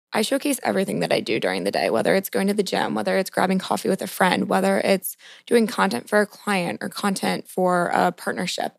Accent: Montgomery County, just outside Washington, D.C., Maryland, United States; I grew up in Montgomery County, so just outside the D C border, And basically, I was born and raised in the city, never really left

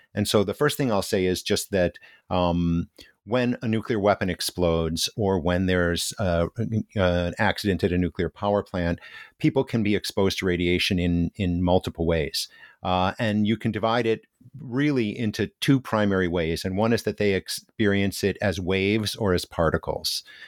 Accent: United States; moved away as an adult; now in Hiroshima, Japan; as an American

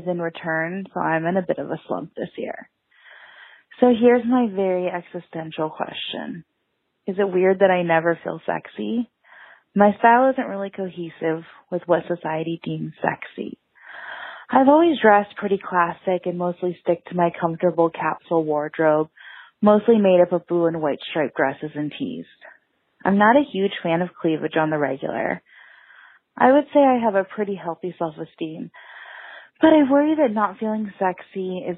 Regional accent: Seattle, Washington, United States; I'm 28. I'm from Seattle.

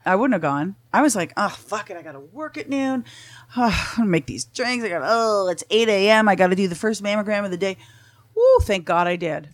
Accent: Canada; moved away as an adult; also born or lived in Huntington Beach; now in Tarzana, United States; I'm from Canada. I, I froze my ass off for 23 years

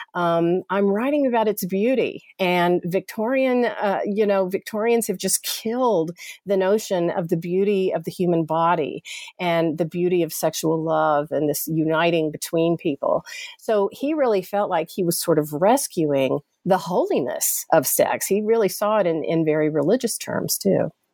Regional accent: Chattanooga, Tennessee, United States; moved away; I'm from Chattanooga, Tennessee originally and grew up Southern Baptist

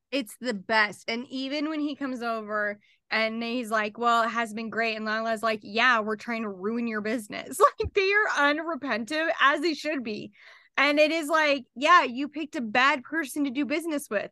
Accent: Utah, United States; We're both from Utah

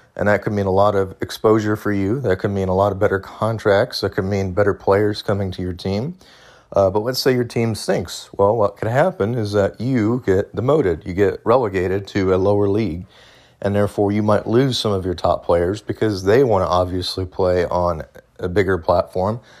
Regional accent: United States; as an American

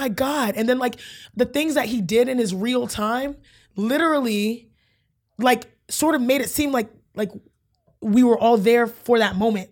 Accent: Houston, Texas, United States; I'm from Houston

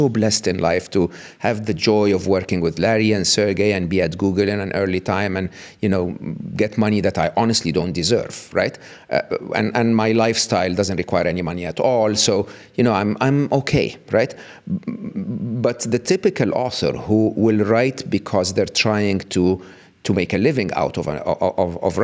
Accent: Egypt; moved away as an adult; I was born and raised in the East, in Egypt

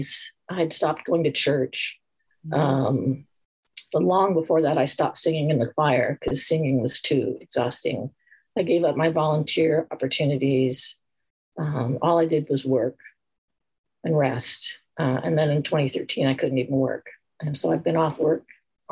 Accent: Montana, United States; I grew up in Montana as an athlete

